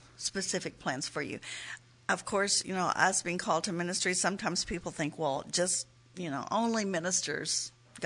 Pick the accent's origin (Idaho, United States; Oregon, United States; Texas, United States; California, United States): Texas, United States; moved away as an adult; now in Oklahoma, United States; I'm a Texan, born, raised in Texas, and I wanted to stay in Texas